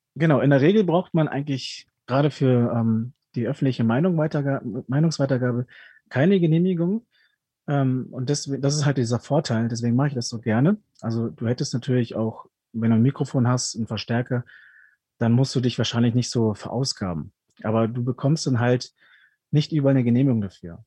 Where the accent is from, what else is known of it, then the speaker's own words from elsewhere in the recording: Ruhr area, North Rhine-Westphalia, Germany; also born or lived in Peru; now in Augsburg, Germany; bin mit fünf Jahren nach Deutschland gekommen und aufgewachsen dann im wunderschönen Ruhrgebiet